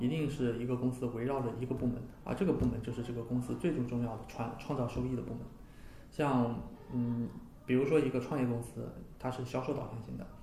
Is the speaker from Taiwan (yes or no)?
no; China; moved away; also born or lived in United States; 这些东西我个人觉得都是我们中国人的骄傲